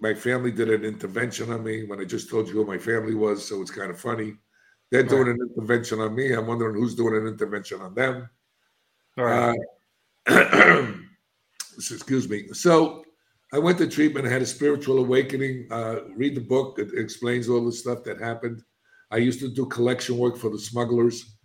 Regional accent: New York City, New York, United States; moved away as an adult; now in Florida, United States; I'm a kid from the South Bronx. I'm an inner city kid.

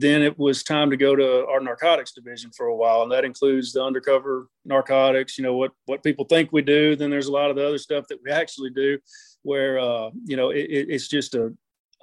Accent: Memphis, Tennessee, United States; I was born and raised in the Memphis area

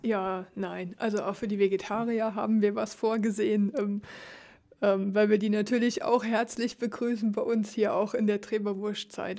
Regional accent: Germany; moved away as an adult; now in Ligerz, Switzerland; ich komme aus Deutschland

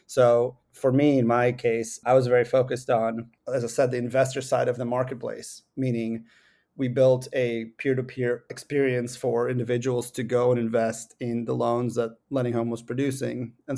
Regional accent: Seattle, Washington, United States; I grew up with both of my parents are computer scientists. I grew up in Seattle.

